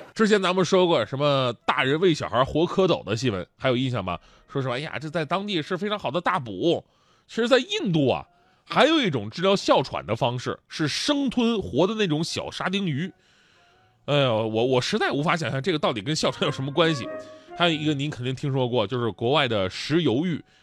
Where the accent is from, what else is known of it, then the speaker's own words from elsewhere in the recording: Northeast China, China; moved away; 咱们东北人有那么虚吗